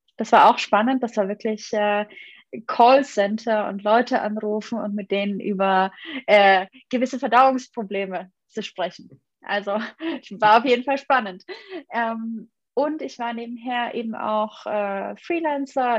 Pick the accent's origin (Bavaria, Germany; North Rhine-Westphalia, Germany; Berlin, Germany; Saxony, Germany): Bavaria, Germany; Munich; also born or lived in Bamberg; Ich, ich komme eigentlich aus München